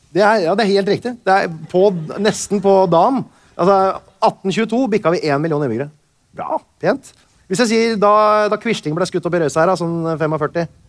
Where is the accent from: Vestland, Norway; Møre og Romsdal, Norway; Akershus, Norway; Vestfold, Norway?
Vestfold, Norway; Tønsberg; jeg er fra Tønsberg